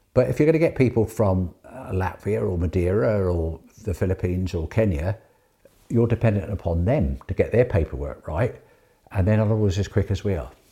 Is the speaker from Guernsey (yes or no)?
yes; Guernsey; Born and bred in Guernsey